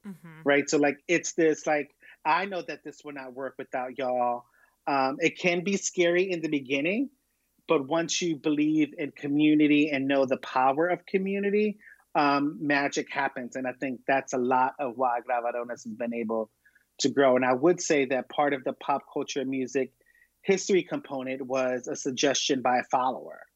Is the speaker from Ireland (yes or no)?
no; Philadelphia, Pennsylvania, United States; I'm born and raised in Philadelphia